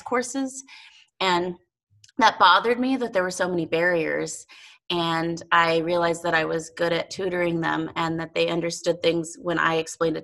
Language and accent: English; El Paso, Texas, United States; also born or lived in Las Cruces, New Mexico; now in Montana, United States; I grew up in El Paso, Texas. I was born in Las Cruces, New Mexico